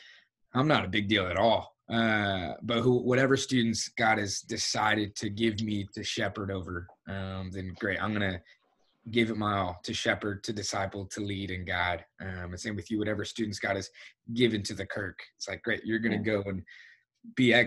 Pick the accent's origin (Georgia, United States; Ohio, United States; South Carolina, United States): Georgia, United States; Atlanta; now in Tulsa, United States; I'm from Atlanta, Georgia